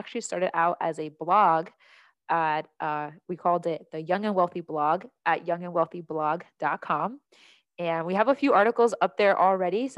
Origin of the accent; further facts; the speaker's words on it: New Jersey, United States; moved away as an adult; also born or lived in Washington State; now in Michigan, United States; I'm originally from New Jersey. That's where I grew up